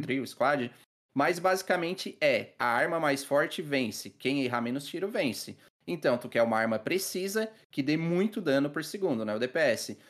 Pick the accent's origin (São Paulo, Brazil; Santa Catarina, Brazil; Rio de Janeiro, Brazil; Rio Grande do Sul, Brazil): Santa Catarina, Brazil; Criciúma; now in Içara, Brazil; atualmente eu moro na cidade do Mel, na Santa Catarina, na Içara. Mas eu, eu sou de Criciúma